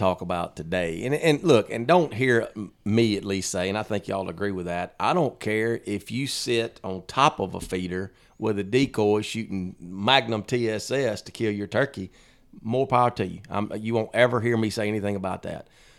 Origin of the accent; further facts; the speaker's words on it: United States; we didn't have turkeys in where I grew up in Panola County.